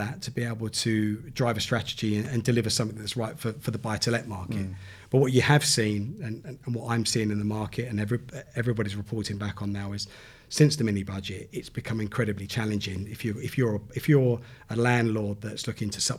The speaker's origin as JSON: {"language": "English", "town": "Southend-on-Sea", "region": "East of England", "country": "United Kingdom", "tie": "born or raised there", "said": "where I grew up in Southend"}